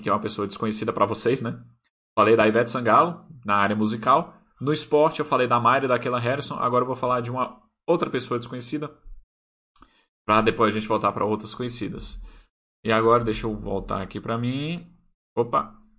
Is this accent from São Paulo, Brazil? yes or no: no; Brasília, Federal District, Brazil; Brasília, onde eu moro, né? Onde eu nasci